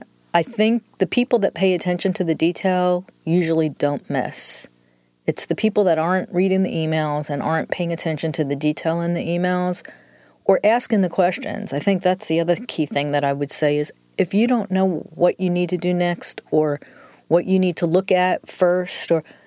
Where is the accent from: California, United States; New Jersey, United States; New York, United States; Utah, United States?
New York, United States; accent: New York; moved away; I'm originally from New York, so the accent is a combination of New York and 25 years in the South.